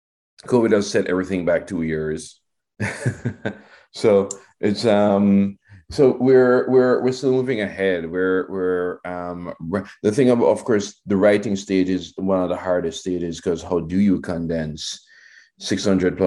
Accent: Jamaica; growing up in Jamaica in the 70s and 80s

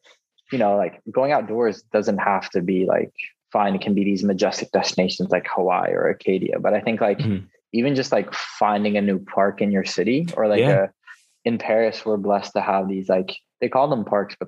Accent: Philippines; born there; And so I was born in the Philippines and we have like a bunch of different beaches.

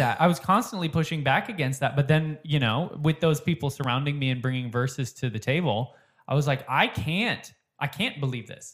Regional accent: Minnesota, United States; I grew up in Minnesota

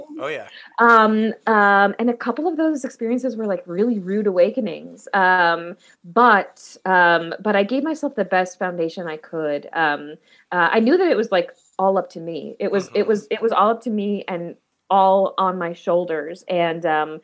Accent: Milwaukee, Wisconsin, United States; now in Los Angeles, United States; I'm from Milwaukee. I'm from the big city in Wisconsin, which is Milwaukee.

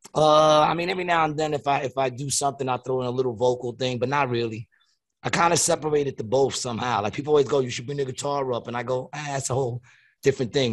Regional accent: New York City, New York, United States; now in Atlantic City, United States; I grew up in Queens, New York

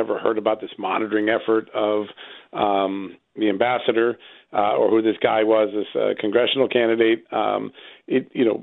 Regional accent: Ukraine; And uh, and right now, in my country, uh, my home country in Ukraine, I see uh, uh, a real dysfunction between the embassy, the prosecutors

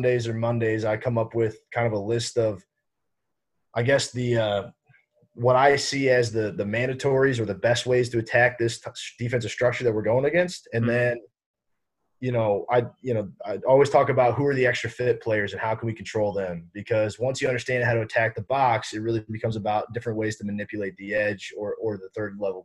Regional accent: St. Louis, Missouri, United States; moved away; I'm from St. Louis originally, so I grew up

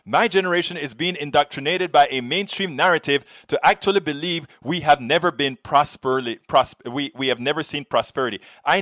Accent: Panama; now in United States; I did very well in America. I came from Panama

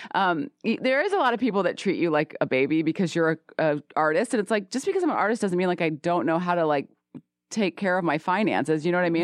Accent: the South, United States; I'm a Southerner

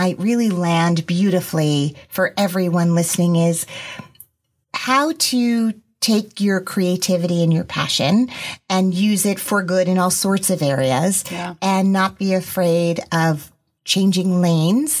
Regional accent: Teaneck, New Jersey, United States; I grew up in Teaneck, New Jersey

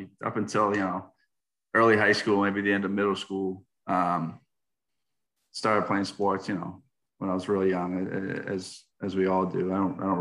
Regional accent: Stoneham, Massachusetts, United States; moved away as an adult; also born or lived in Winston-Salem, North Carolina; now in Fayetteville, Arkansas, United States; I'm from Stoneham, Massachusetts. Just 8 miles out of Boston, just north of Boston. Grew up playing hockey, baseball, football

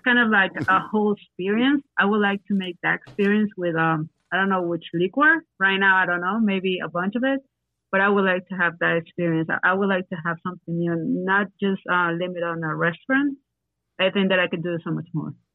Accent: Venezuela; English is a second language; moved away as an adult; also born or lived in Guayaquil, Ecuador / Lima, Peru / Miami, United States; now in Ecuador; I'm from Venezuela.

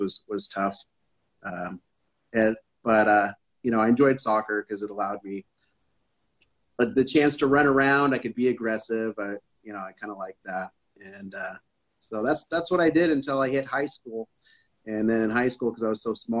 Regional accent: Seattle, Washington, United States; I grew up in Seattle. Ballard, Seattle

